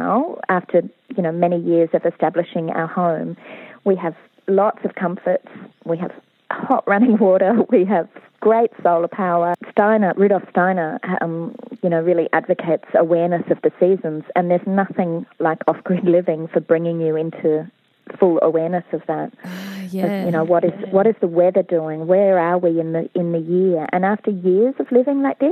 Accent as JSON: {"language": "English", "town": "Sydney", "region": "New South Wales", "country": "Australia", "tie": "born or raised there", "moved": "as an adult", "said": "I grew up in Sydney"}